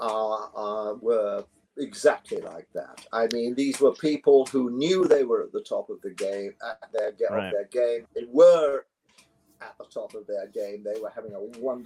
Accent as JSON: {"language": "English", "region": "London", "country": "United Kingdom", "said": "they don't talk the way I talk because I come from London"}